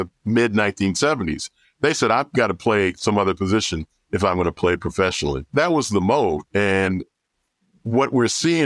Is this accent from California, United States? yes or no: yes; Los Angeles, California, United States; I grew up in Los Angeles, and I actually grew up, went to Dorsey High School